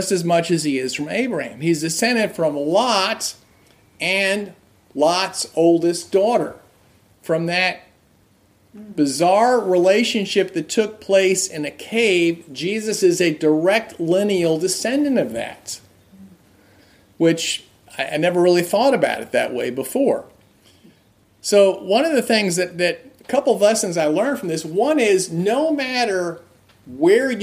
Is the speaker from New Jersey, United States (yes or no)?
yes; New Jersey, United States; now in Massachusetts, United States; growing up in New Jersey, and living in Massachusetts